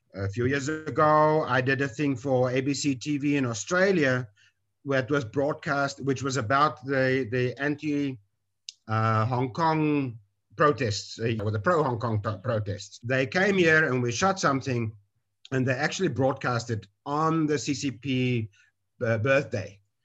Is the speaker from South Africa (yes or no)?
yes; South Africa; moved away as an adult; now in Taiwan; I'm from South Africa and I've been in Taiwan for 23 years